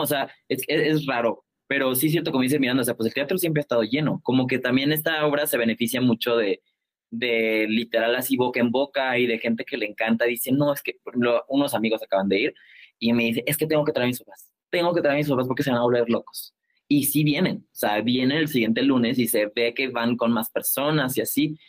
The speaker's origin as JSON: {"language": "Spanish", "region": "Colima", "country": "Mexico", "moved": "yes", "lives_now": "Mexico City, Mexico", "said": "somos de Colima"}